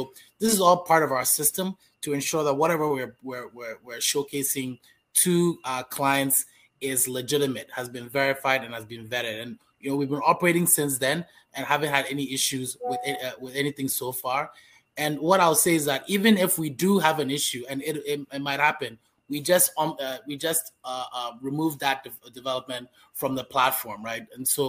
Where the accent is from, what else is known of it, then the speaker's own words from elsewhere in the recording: Accra, Greater Accra, Ghana; I was born and raised in Ghana. I've lived in many different homes in and around Accra.